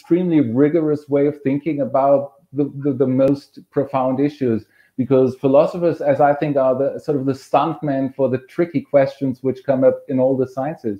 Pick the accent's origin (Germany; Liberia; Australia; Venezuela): Germany; moved away; I'm originally from Germany